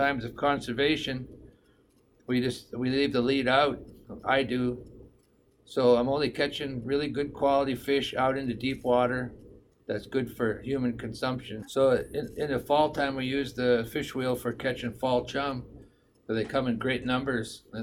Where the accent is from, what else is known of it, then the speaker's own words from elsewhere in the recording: Rampart, Alaska, United States; also born or lived in Tanana, Alaska; I currently live in Rampart. I grew up in Rampart, living a subsistence lifestyle.